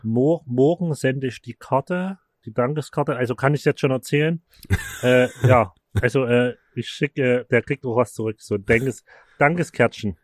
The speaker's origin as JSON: {"language": "German", "town": "Markersdorf", "country": "Germany", "moved": "yes", "said": "das ursprüngliche Dorf, wo ich herkomme, Markersdorf"}